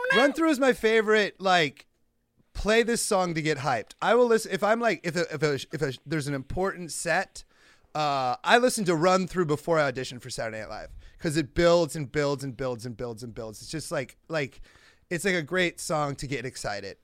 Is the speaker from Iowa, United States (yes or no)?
yes; Iowa, United States; growing up in Iowa